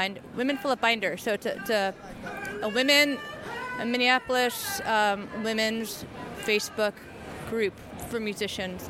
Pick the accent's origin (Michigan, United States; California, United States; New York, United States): New York, United States; New York City; moved away as an adult; now in Minneapolis, United States; I'm from New York City